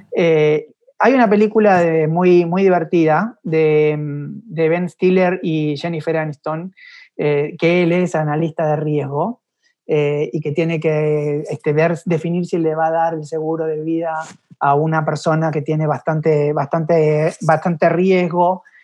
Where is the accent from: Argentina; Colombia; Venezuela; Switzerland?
Argentina; Buenos Aires; moved away as an adult; also born or lived in Mexico City, Mexico / Miami, United States; yo soy un porteño este, de, corazón y una parte se quedó ahí en Buenos Aires